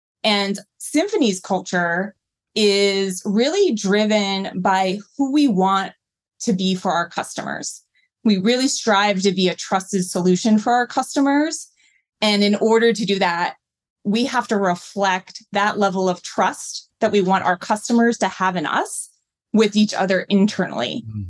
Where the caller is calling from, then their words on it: New York City, New York, United States; I'm joining from my apartment in New York City.